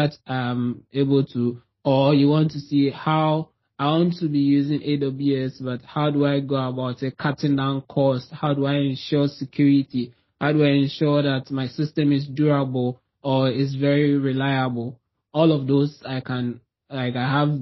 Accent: Ghana; moved away as an adult; now in Toronto, Canada; I'm from Ghana originally. Like, that's where I'm from, but I'm not there now.

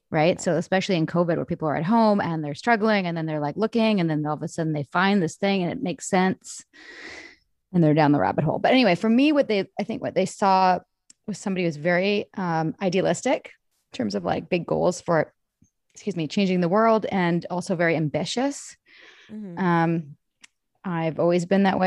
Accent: Vancouver, British Columbia, Canada; I grew up in Vancouver. I'm Canadian, born and raised

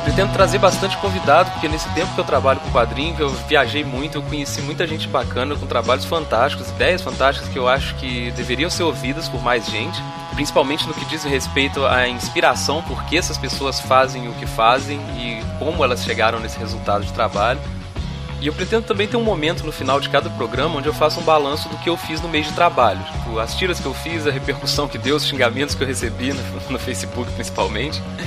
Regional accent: Juiz de Fora, Minas Gerais, Brazil; Eu nasci aqui em Juiz de Fora, Minas Gerais, onde eu vivo até hoje

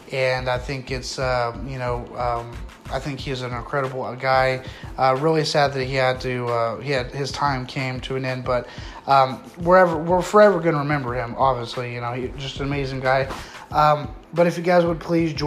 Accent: United States; as an American

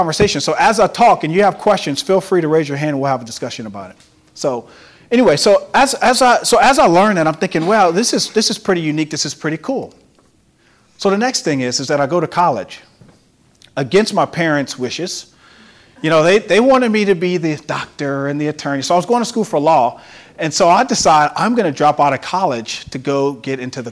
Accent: Carencro, Louisiana, United States; growing up in Caracro and being a shy kid

